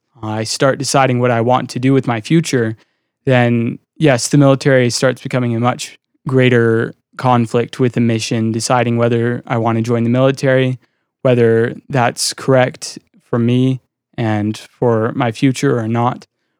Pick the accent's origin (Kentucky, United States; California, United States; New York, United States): Kentucky, United States; born there; I was born in Kentucky.